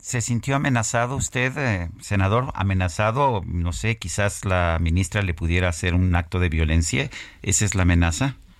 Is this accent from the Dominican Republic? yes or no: no; Mexico